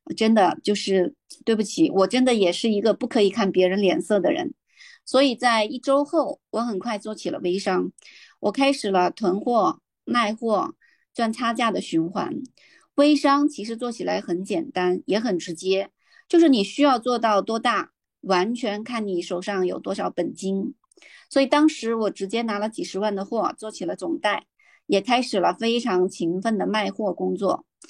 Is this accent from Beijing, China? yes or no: yes; Beijing, China; 我来自北京